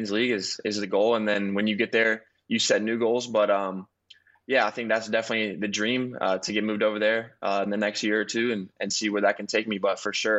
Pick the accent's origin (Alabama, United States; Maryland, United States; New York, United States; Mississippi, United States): Alabama, United States; Birmingham; moved away; also born or lived in Dallas; I was raised in Birmingham.